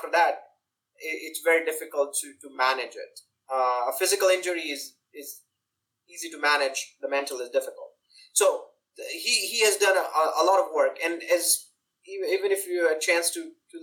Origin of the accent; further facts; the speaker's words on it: India; especially growing up in India